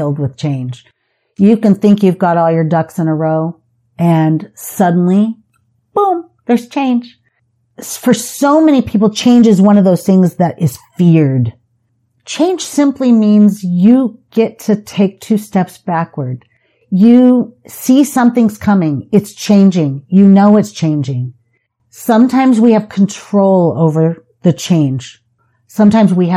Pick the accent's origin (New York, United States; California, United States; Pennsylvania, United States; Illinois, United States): California, United States; San Diego; also born or lived in Las Vegas, Nevada; now in St. George, United States; I grew up in San Diego. I moved to Las Vegas. I embraced Las Vegas, and then I moved to St. George, and I embraced St. George.